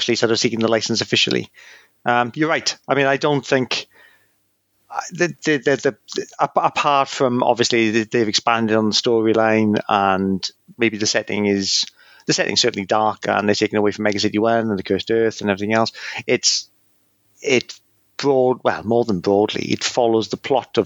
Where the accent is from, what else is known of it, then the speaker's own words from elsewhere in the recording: Port Talbot, Wales, United Kingdom; my hometown, Port Talbot, the steelworks